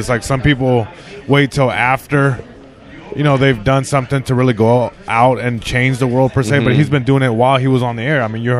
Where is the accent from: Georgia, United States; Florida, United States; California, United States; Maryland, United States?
California, United States; Long Beach; Long Beach, California.